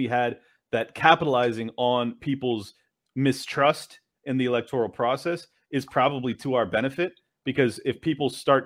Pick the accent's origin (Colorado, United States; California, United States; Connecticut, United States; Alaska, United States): California, United States; San Diego; moved away; I lived there for 37 years. I'm born and raised in San Diego, California.